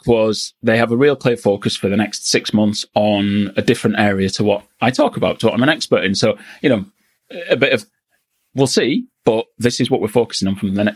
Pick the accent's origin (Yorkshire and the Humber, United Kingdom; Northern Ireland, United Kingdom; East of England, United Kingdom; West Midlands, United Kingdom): Yorkshire and the Humber, United Kingdom; also born or lived in Newcastle; I'm from Yorkshire.